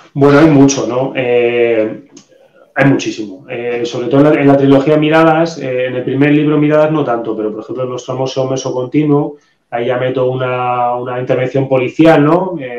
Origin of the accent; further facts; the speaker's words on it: Madrid, Community of Madrid, Spain; yo soy de Madrid